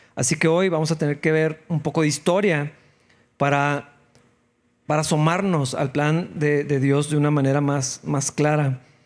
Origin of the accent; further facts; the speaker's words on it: Mexico; así como muchos mexicanos